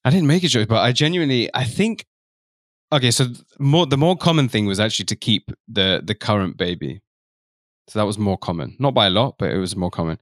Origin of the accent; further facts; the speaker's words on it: London, United Kingdom; I'm from London, and my parents are from East Africa, but I'm Indian background